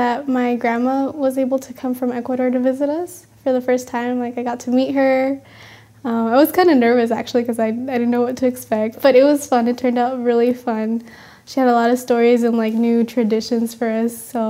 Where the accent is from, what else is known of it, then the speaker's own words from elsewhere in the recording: Puerto Rico; I grew up in Puerto Rico, so it was, you know, tropical scenery.